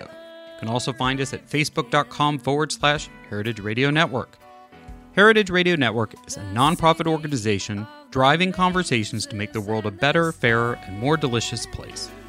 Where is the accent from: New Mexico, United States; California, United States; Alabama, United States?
California, United States; as a Californian